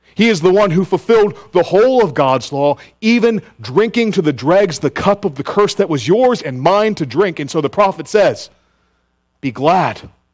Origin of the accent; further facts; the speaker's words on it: Richmond, Virginia, United States; now in Greenville, United States; my hometown of Richmond, Virginia